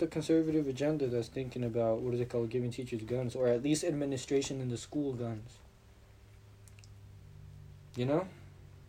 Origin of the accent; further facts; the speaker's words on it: United States; I was born here in the United States